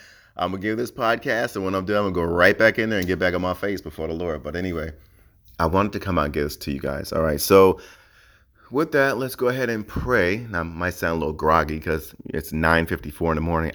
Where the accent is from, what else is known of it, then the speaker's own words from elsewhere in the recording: New Jersey, United States; now in Hawaii, United States; I'm from New Jersey, right? Even though I live in Hawaii now